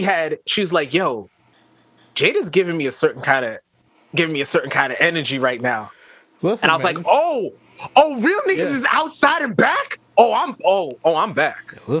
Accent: Florida, United States; I'm from Florida

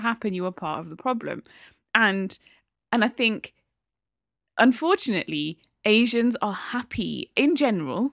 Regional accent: Newcastle upon Tyne, North East England, United Kingdom; also born or lived in Midlands; I'm a Geordie, you know, brought up

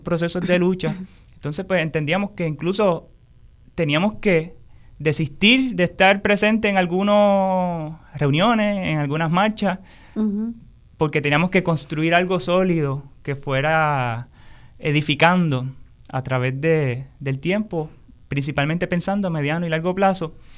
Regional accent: Puerto Rico; como pueblo, como puertorriqueños, puertorriqueñas, como boricua

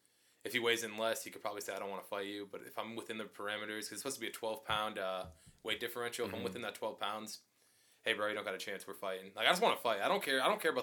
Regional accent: East Coast, United States; Because I'm from the East Coast. We don't have In-N-Out in the East Coast.

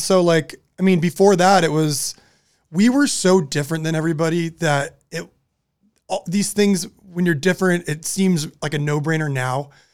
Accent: Southern California, United States; we're growing up in Southern California

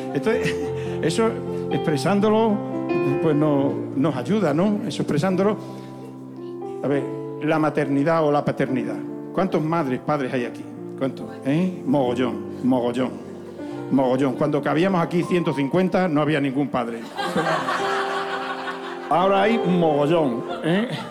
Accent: Zafra, Extremadura, Spain; born or raised there

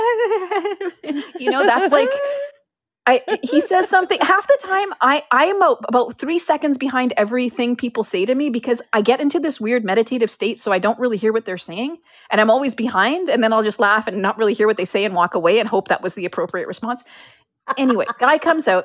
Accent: Canada; we're Canadian

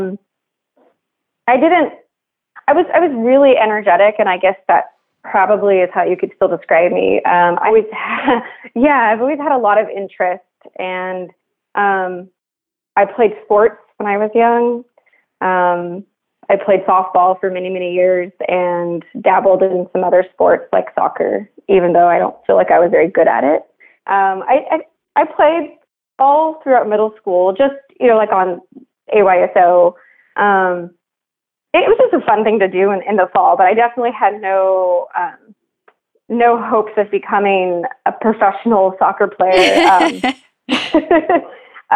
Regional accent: Moreno Valley, California, United States; also born or lived in Long Beach / Riverside / Redlands; I was born in Long Beach, but my parents moved to Moreno Valley when I was about two

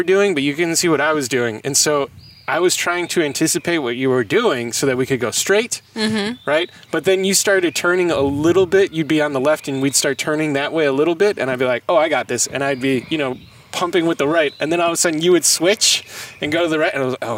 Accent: Illinois, United States; we're from Illinois

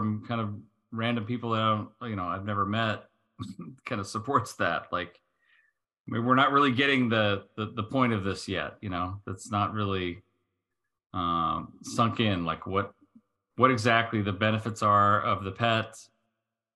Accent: United States; as the American here

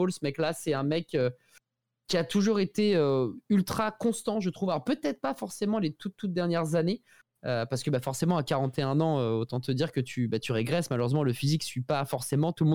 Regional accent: Portugal; first language Portuguese; French is a second language; Je suis portugais

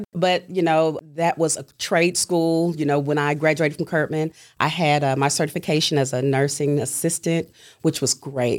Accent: Chattanooga, Tennessee, United States; Grew up here all my life.

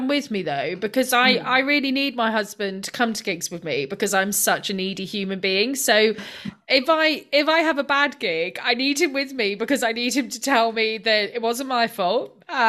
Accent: Scotland, United Kingdom; But I wouldn't go on a cruise because I'm Scottish and they seem expensive.

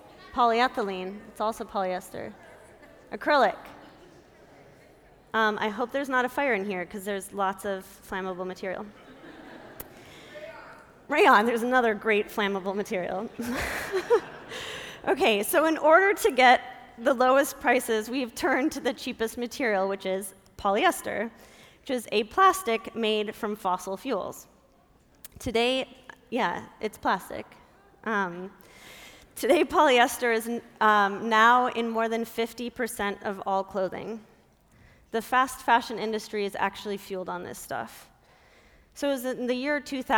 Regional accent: Minnesota, United States; I grew up in Minnesota

